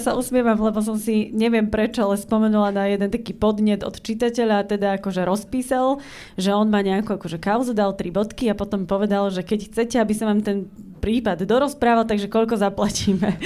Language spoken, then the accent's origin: Slovak; eastern Slovakia, Slovakia; ja pochádzam z východného Slovenska a ja mám odmala vlastne v ušiach takéto východňarské nedalobiše